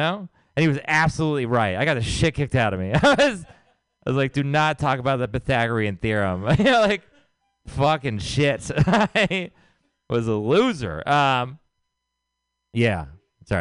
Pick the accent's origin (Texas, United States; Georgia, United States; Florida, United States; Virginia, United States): Texas, United States; moved away as an adult; now in San Francisco, United States; I'm from Texas